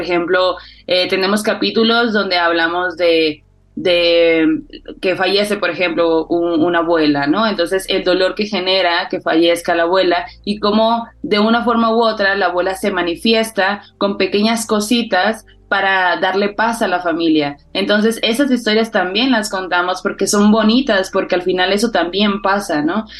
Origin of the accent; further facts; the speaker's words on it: Sonora, Mexico; moved away; yo soy del norte, soy de Sonora, y en el norte no se celebra tanto como tal el Día de Muertos.